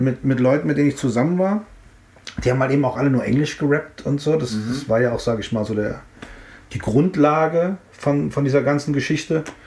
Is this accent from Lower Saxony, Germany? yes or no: no; Frankfurt, Hesse, Germany; also born or lived in Offenbach; ich bin in Offenbach geboren und zehn Minuten später bin ich in Frankfurt gewesen